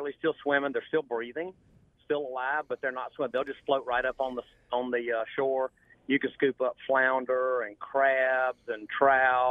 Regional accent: Carrollton, Georgia, United States; I was born in Carrollton, Georgia, about 50 miles west of Atlanta, and grew up on a farm

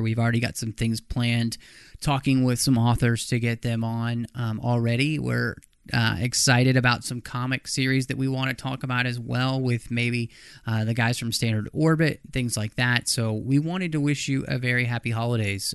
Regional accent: Dallas, Texas, United States; moved away; also born or lived in Minnesota; I grew up in Dallas

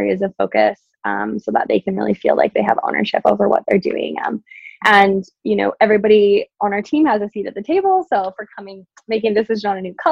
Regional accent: Yukon, Canada; I only had one channel growing up in the Yukon

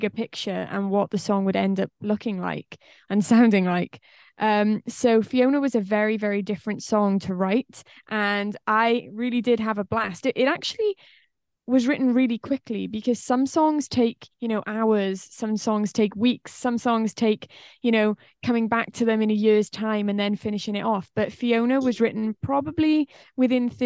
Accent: Wales, United Kingdom; accent: Welsh; I'm from Wales in the UK.

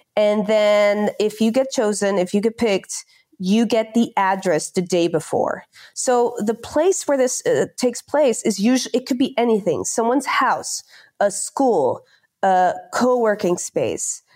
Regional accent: near The Hague, South Holland, Netherlands; English is a second language; moved away as an adult; also born or lived in Barcelona, Spain / London, United Kingdom; I'm from a shitty town close to The Hague

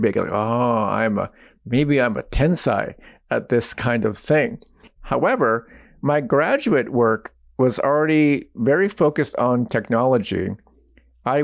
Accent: United States; I was born and raised in the United States

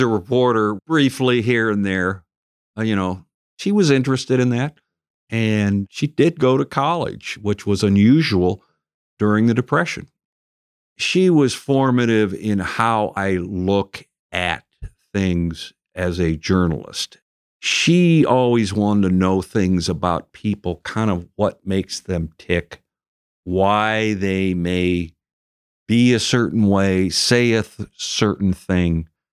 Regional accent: area outside the Twin Cities, Minnesota, United States; moved away; I grew up until about the age I went to college in an uh, area outside of uh, the Twin Cities

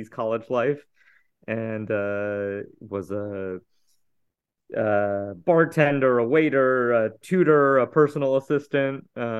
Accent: Houston, Texas, United States; I grew up in Houston, Texas

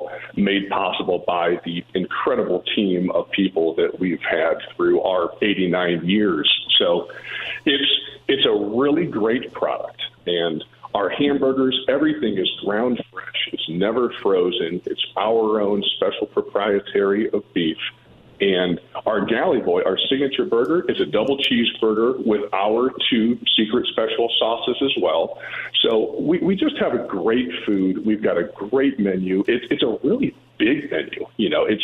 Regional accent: Akron, Ohio, United States; I grew up in Akron

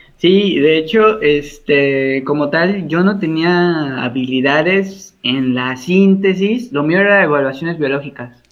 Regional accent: Veracruz, Mexico; moved away as an adult; also born or lived in Mexico City; Yo soy veracruzano, soy jarocho y egresado orgullosamente de la Universidad Veracruzana

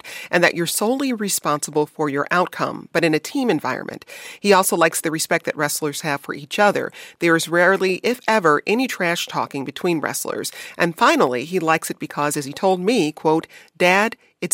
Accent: Detroit, Michigan, United States; when I was growing up in Detroit

